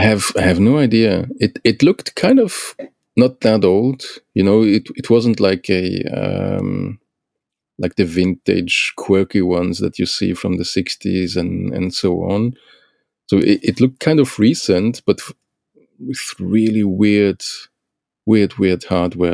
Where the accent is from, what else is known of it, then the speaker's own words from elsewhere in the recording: Luxembourg; now in Belgium; I grew up in in Luxembourg